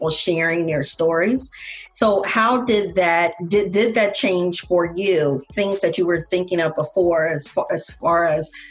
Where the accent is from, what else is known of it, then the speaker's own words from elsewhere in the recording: Tampa, Florida, United States; that I'm from Tampa and this is what we do.